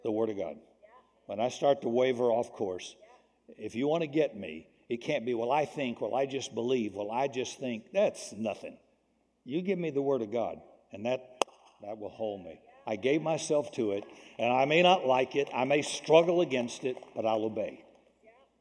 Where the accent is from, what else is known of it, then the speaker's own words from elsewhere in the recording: the South, United States; When I was raised in the South, racism and bigotry existed culturally there